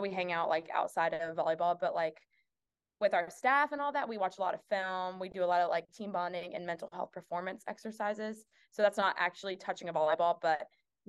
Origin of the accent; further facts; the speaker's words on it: South Carolina, United States; I'm from South Carolina